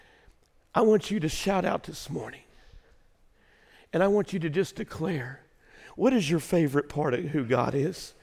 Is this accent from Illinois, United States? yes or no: yes; Waltonville, Illinois, United States; born or raised there; moved away